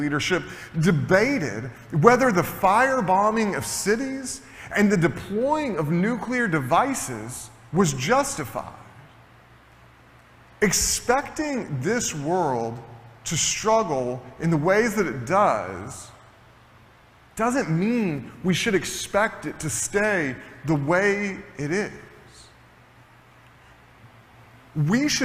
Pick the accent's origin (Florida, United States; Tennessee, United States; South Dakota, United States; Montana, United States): Tennessee, United States; moved away; I'm originally from Tennessee